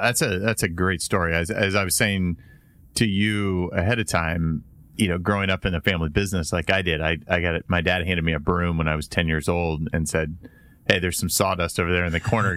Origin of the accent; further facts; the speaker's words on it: Indiana, United States; growing up in Indiana